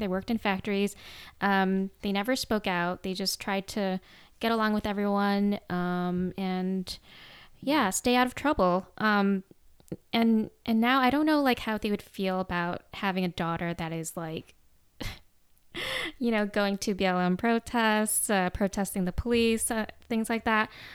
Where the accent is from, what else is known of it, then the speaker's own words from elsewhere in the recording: suburbs of Chicago, Illinois, United States; moved away as an adult; also born or lived in Vietnam; now in Los Angeles, United States; I lived in the suburbs of Chicago